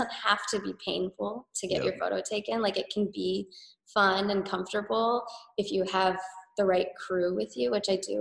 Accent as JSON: {"language": "English", "area": "Riverside County", "region": "Southern California", "country": "United States", "tie": "born or raised there", "said": "I grew up in Southern California, like an hour and a half southeast of LA, like Riverside County"}